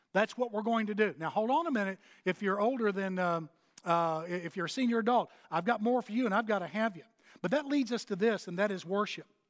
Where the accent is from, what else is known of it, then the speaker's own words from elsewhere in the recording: Texas, United States; moved away as an adult; also born or lived in Fort Worth; now in Athens, United States; I'm from Texas